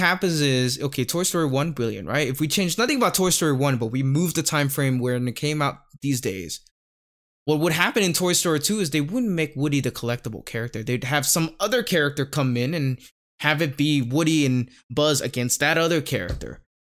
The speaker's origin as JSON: {"language": "English", "region": "Bangkok", "country": "Thailand", "tie": "born or raised there", "said": "growing up in Thailand, kinda rural part of Thailand"}